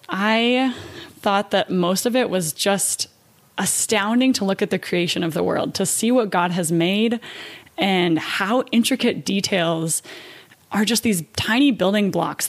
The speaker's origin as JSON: {"language": "English", "region": "Idaho", "country": "United States", "also_born_or_lived": "Utah / China", "moved": "as an adult", "lives_now": "Germany", "said": "I am from the United States. I'm actually from Idaho, went to school in Utah"}